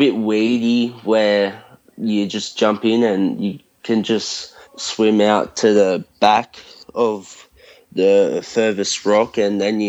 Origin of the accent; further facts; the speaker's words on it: Bulli, New South Wales, Australia; I'm from New South Wales, along the south coast.